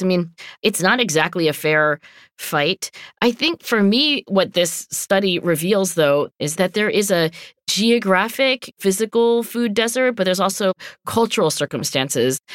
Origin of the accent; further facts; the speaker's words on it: Philadelphia, Pennsylvania, United States; I'm from Philadelphia